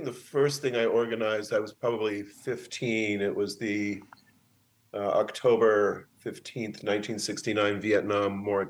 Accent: Arizona, United States; also born or lived in Indiana; now in San Francisco, United States; No, I was born in Indiana, and my parents were in graduate school, so we moved around until they both finished and got professorships at Arizona State, where I went to high school.

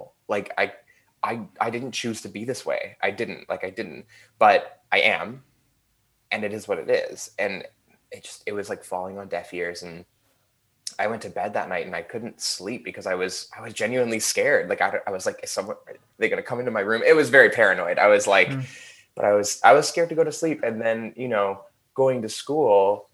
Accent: Burnaby, British Columbia, Canada; also born or lived in Vancouver, British Columbia, Canada; I was born in Vancouver, British Columbia, Canada. And I grew up in Burnaby, which is a city that's like 20 minutes away from Vancouver.

